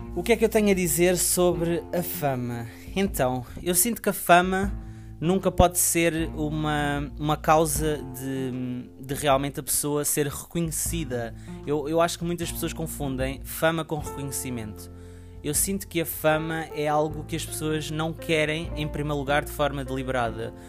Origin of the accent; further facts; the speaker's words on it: Portugal; o meu país, para onde eu nasci, onde eu cresci.